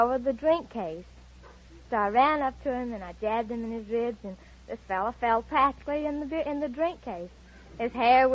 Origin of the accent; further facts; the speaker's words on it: Pine Bluff, Arkansas, United States; Pine Bluff, Arkansas